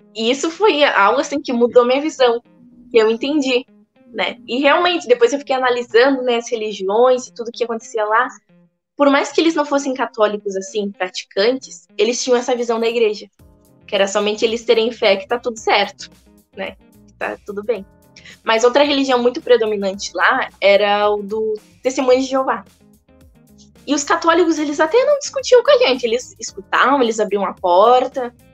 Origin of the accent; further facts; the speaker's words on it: Brazil; eu era do Brasil